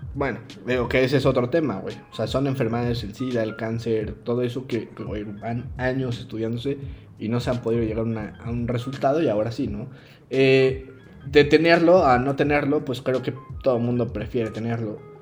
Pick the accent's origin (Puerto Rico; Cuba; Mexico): Mexico